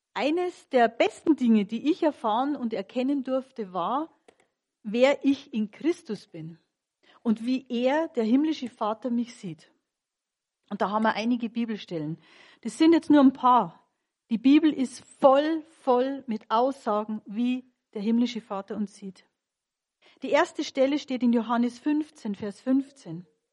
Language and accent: German; Munich, Bavaria, Germany; Ich bin geborene Münchnerin